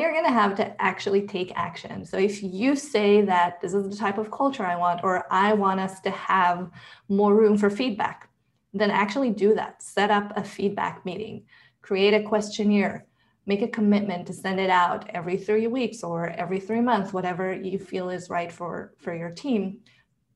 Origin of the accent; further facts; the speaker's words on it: Israel; I was born and raised in Israel